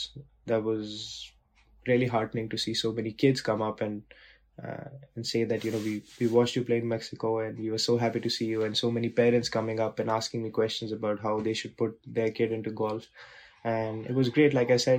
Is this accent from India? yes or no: yes; India; you grow up watching it, and growing up in India watching it, it was always very, very close to my heart